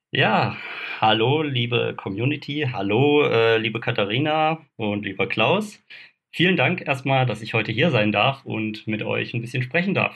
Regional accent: Kaiserstuhl, Freiburg im Breisgau region, Black Forest, Baden-Württemberg, Germany; Ich bin ursprünglich aus der Region äh, Freiburg-Breisgau äh, Hochschwarzwald, komme da vom Kaiserstuhl, bin hier halt eben auch aufgewachsen

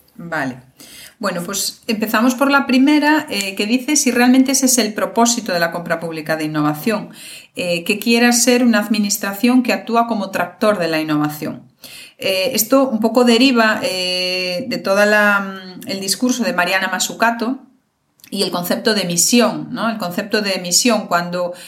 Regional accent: Galicia, Spain; yo soy de Galicia

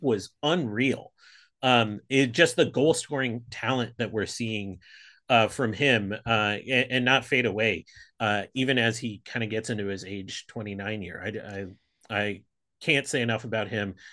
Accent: Pittsburgh, Pennsylvania, United States; also born or lived in Buffalo, New York; now in San Francisco, United States; I really grew up outside of Pittsburgh

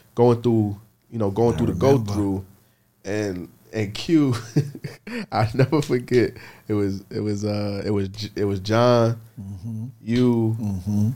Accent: New York City, New York, United States; I'm from the Bronx

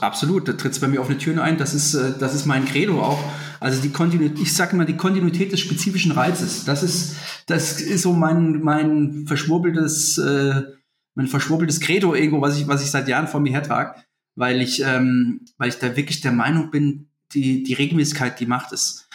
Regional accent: Germany; bei uns in Deutschland

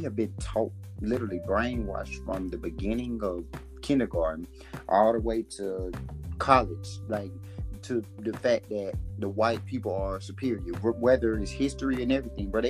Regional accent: Alabama, United States; I'm originally from Alabama

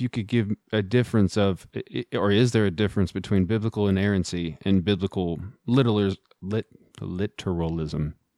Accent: Midland, Texas, United States; I'm also from Texas, grew up in Midland, Texas

